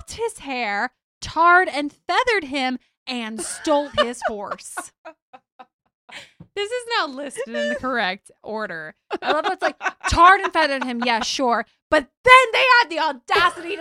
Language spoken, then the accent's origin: English; Louisiana, United States; Louisiana, which, as everybody knows, is my birthplace